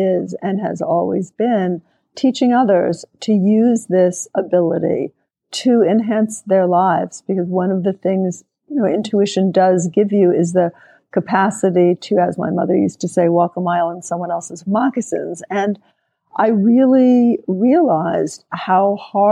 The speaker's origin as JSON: {"language": "English", "town": "New York City", "region": "New York", "country": "United States", "tie": "born or raised there", "said": "I grew up in New York City"}